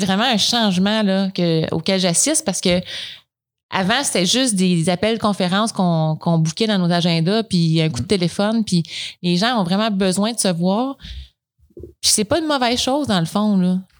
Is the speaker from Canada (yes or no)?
yes; Coaticook, Quebec, Canada; Je viens de, je suis originaire de Quaticook.